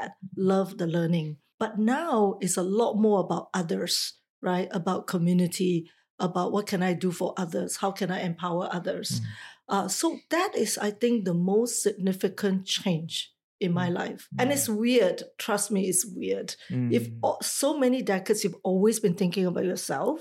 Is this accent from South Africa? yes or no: no; Singapore; moved away as an adult; also born or lived in Taiwan; I am a Singaporean, but I left at a very, very early age, like 23 years old, to pursue a career outside of Singapore to work in Taiwan